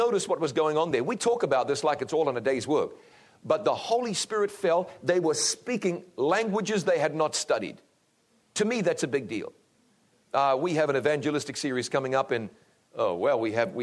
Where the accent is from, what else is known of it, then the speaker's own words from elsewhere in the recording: New Zealand; New Zealand, my home country